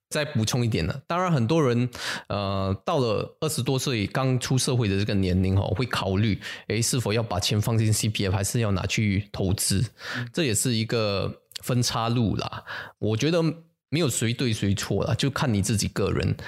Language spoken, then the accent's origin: Chinese; Singapore; 我们新加坡人